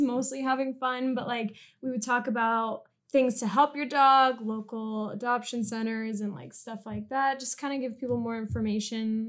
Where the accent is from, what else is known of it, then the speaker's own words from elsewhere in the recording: California, United States; moved away as an adult; I'm from California and I moved here when my boyfriend got a job in journalism